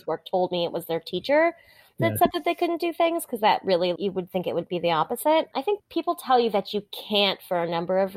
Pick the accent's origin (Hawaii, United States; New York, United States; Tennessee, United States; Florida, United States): Hawaii, United States; I grew up in Hawaii, which is a lovely place to be from.